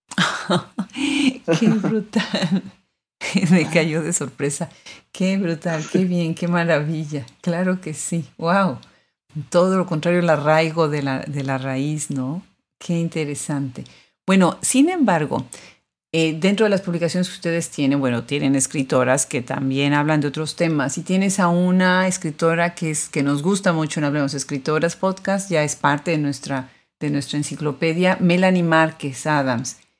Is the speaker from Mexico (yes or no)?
yes; Puebla, Mexico; yo soy de Puebla